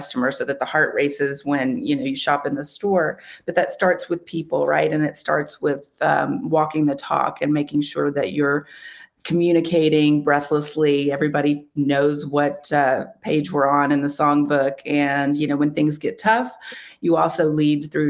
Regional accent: West, Texas, United States; I'm not Czech, but I grew up there

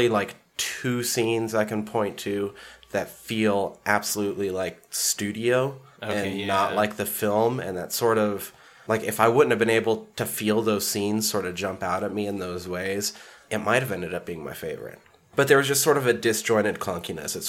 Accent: Superior, Montana, United States; now in Missoula, United States; in my hometown

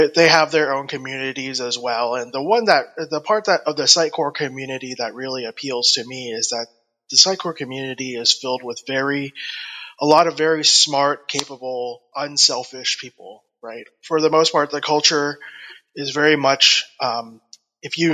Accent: Atlanta, Georgia, United States; I'm from Atlanta, Georgia, in the United States.

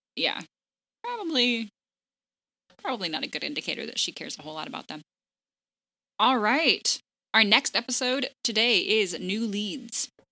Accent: the South, United States; As a Southerner

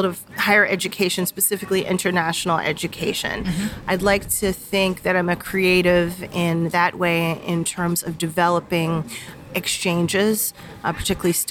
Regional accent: Bryn Mawr, Pennsylvania, United States; moved away as an adult; also born or lived in Philadelphia, Pennsylvania; now in Accra, Ghana; I like to claim Philadelphia, but I technically grew up in the suburb of outside of Philadelphia. It's called Bryn Mawr.

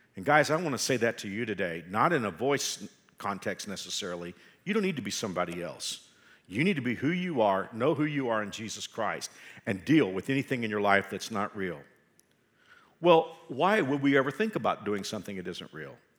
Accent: Texas, United States; I can say that I'm a Texan

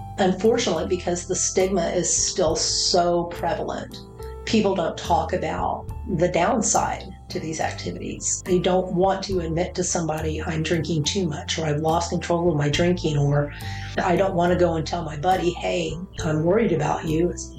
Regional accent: Killeen, Texas, United States; I grew up in the Killeen Fort Hood area, so my father and my stepfather were both active duty in the Army.

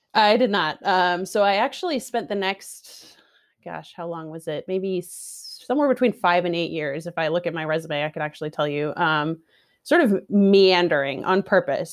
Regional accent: Seattle, Washington, United States; moved away as an adult; also born or lived in San Francisco; I'm also from Seattle originally

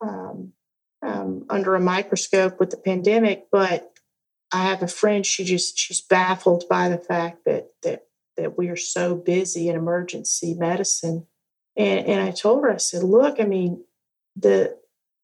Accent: the South, Southern United States, United States; accent: Southern; I really try to turn my Southern accent on.

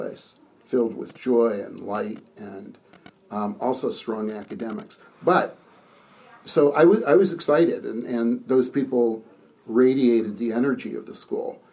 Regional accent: outside of Boston, Massachusetts, United States; moved away as an adult; also born or lived in Princeton, New Jersey / Nashville, Tennessee; now in Maryland, United States; I grew up outside of Boston and lived there my entire life

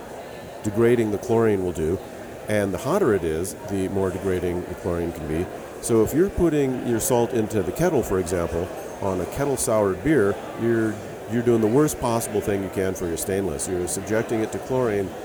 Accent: Hawaii, United States; I grew up in Hawaii

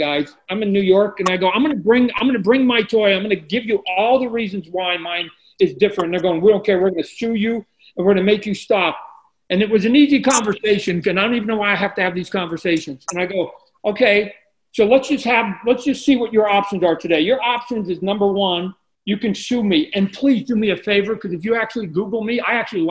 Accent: Canada; moved away

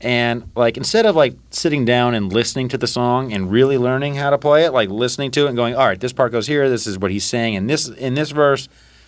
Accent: Florida, United States; we're from Florida, so it's like the perfect mix of country and island

